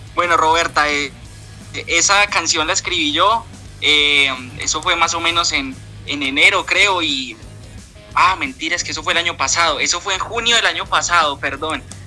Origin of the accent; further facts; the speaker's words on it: Pereira, Risaralda, Colombia; Somos de Pereira